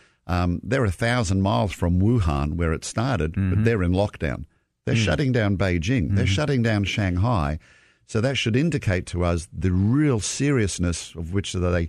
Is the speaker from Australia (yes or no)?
yes; Australia; now in United States; we look at the winter in the Southern Hemisphere, like my home country of Australia